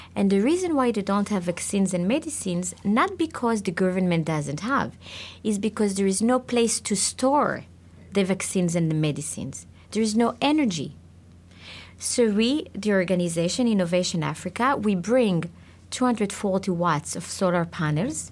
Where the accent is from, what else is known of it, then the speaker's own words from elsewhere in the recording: Israel; I was born in Israel.